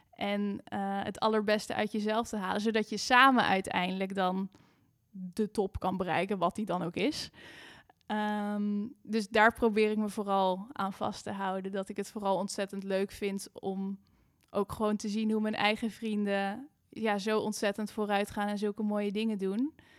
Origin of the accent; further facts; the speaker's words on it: Amersfoort, Utrecht, Netherlands; also born or lived in Amsterdam; ik kom uit Amersfoort. Daar ben ik op de muziekschool begonnen.